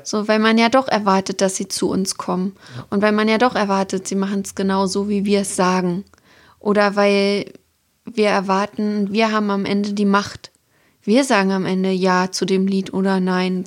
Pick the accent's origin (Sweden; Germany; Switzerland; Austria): Germany; Templin, Brandenburg; now in Hamburg, Germany; in meiner Heimatstadt Templin